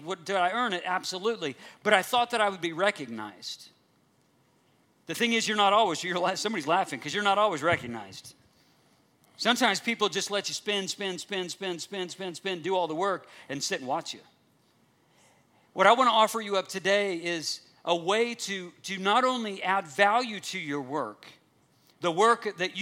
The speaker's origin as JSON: {"language": "English", "country": "United States"}